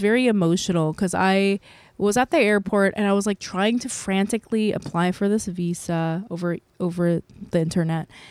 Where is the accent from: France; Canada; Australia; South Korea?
South Korea; now in United States; I'm an American citizen, by the way, but I think I can apply for Korean citizenship 'cause I was born there